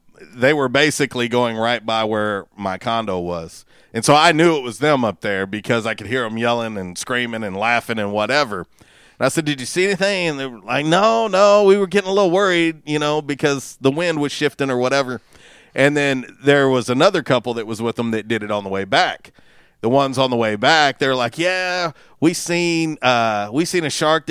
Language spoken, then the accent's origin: English; Florida, United States; moved away; I am originally from Florida.